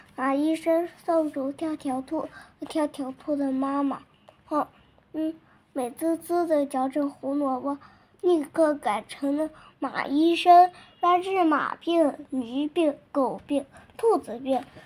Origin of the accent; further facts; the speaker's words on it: Weinan, Shaanxi, China; 我是来自陕西渭南的小朋友